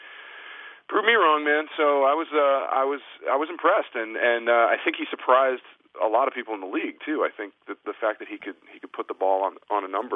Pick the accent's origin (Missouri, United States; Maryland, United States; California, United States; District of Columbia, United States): Missouri, United States; St. Louis; I'm from St. Louis. So growing up was a football Cardinal fan